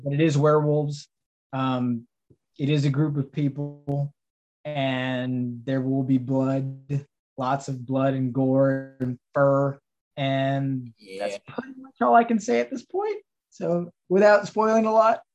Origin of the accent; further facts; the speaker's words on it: Texas, United States; now in Pittsburgh, United States; I'm from Texas